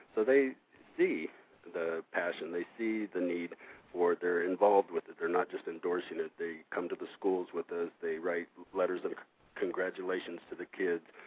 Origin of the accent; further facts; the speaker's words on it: Los Angeles and Oregon, West Coast, United States; moved away as an adult; now in Madison, United States; I'm actually from the West Coast, uh, Los Angeles and Oregon. Uh, I've been in the Midwest since 2003